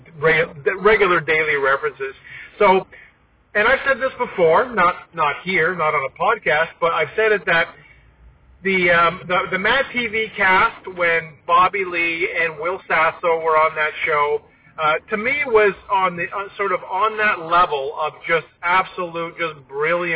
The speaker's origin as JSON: {"language": "English", "town": "Toronto", "region": "Ontario", "country": "Canada", "tie": "born or raised there", "said": "growing up in Toronto, on SCTV"}